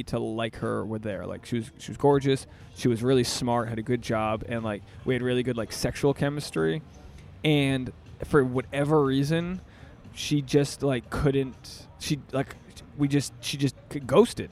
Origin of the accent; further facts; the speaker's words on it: Rhode Island, United States; now in Los Angeles, United States; I'm from Rhode Island